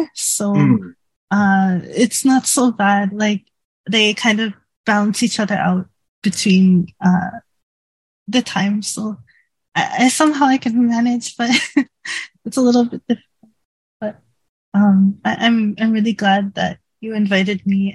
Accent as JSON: {"language": "English", "town": "Toronto", "region": "Ontario", "country": "Canada", "tie": "born or raised there", "moved": "as an adult", "lives_now": "Japan", "said": "I used to live in Canada, in Toronto. That's my home country and my hometown"}